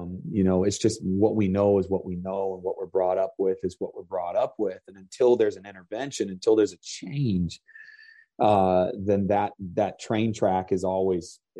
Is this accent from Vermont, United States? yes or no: yes; Vermont, United States; I grew up in Vermont. I grew up on a dairy farm